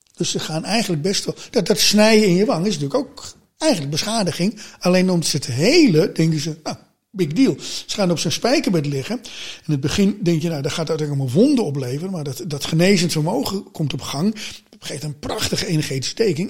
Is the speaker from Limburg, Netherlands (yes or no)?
no; Amsterdam, North Holland, Netherlands; ik ben in Amsterdam geboren, maar mijn ouders zijn voor werk naar een zuidelijk van Amsterdam in zo'n slaapstadje gaan wonen.